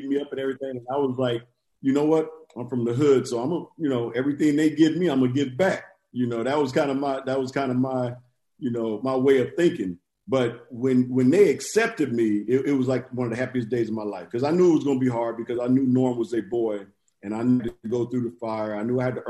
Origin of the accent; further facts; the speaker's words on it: Inglewood, California, United States; I'm from Englewood too